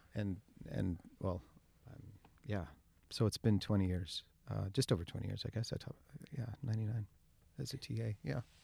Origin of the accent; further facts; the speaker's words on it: Kamloops, British Columbia, Canada; I was born and raised in Kamloops